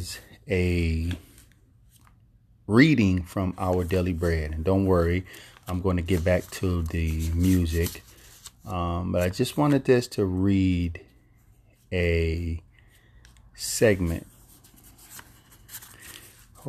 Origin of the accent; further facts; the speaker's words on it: Philadelphia, Pennsylvania, United States; growing up in North Philadelphia in the projects